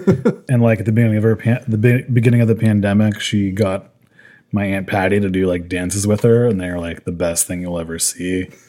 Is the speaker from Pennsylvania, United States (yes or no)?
yes; Altoona, Pennsylvania, United States; now in Pittsburgh, United States; this is the bar in my hometown. Like, good bar. Actually has a good beer selection. Knickerbocker Tavern in Altoona.